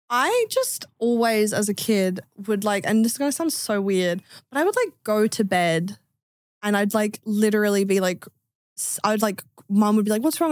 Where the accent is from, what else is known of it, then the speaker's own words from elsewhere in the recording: Adelaide, South Australia, Australia; I'm from Australia. I'm from Adelaide